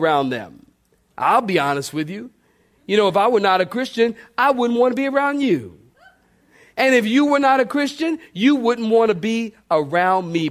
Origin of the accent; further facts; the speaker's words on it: Philadelphia, Pennsylvania, United States; moved away; I grew up in Philly